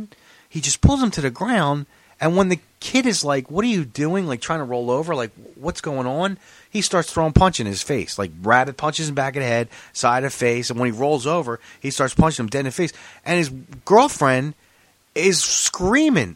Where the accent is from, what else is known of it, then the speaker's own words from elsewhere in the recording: Philadelphia, Pennsylvania, United States; When I was growing up in Philly